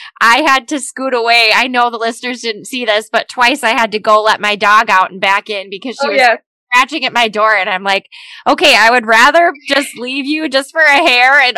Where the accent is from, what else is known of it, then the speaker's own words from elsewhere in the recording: Minnesota, United States; the state of Minnesota, my home state